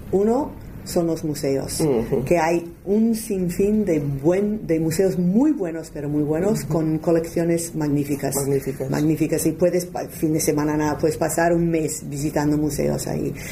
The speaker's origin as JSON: {"language": "Spanish", "country": "United States", "accent": "strong American", "first_language": "English", "second_language": "Spanish", "moved": "as an adult", "lives_now": "Barcelona, Spain", "said": "yo tengo un acento bastante fuerte americano"}